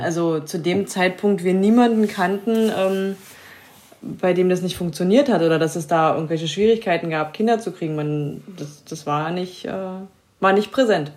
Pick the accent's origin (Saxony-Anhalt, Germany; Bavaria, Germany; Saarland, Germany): Saxony-Anhalt, Germany; sind jetzt 2015 wieder in unsere alte Heimat gezogen